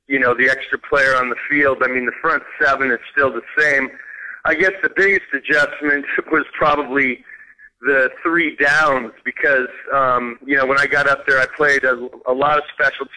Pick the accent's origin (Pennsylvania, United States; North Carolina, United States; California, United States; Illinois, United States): California, United States; Oakland; moved away as an adult; also born or lived in Regina, Saskatchewan; was born and raised in Oakland, California